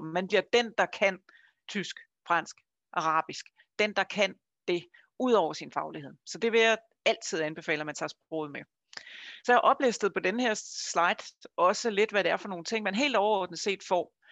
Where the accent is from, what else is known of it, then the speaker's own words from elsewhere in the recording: Funen, Southern Denmark, Denmark; Jeg kommer fra Fyn, som I måske kan høre